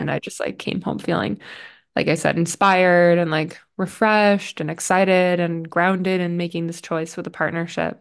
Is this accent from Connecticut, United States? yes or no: yes; Connecticut, United States; from Little Connecticut